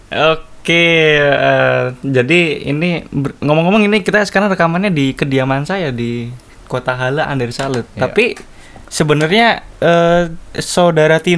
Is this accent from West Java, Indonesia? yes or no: no; Cilegon, Banten, Indonesia; also born or lived in Kendal; tempat lahir saya tetapi saya uh, apa besar di kota Cilegon